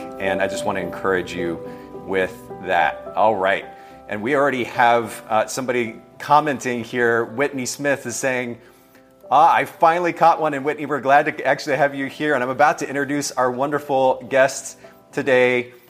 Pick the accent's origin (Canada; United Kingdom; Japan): Japan; I don't know if you know this, Leandra, but I grew up in Japan, and my last name in Japan, the way that the Japanese people pronounce it is ….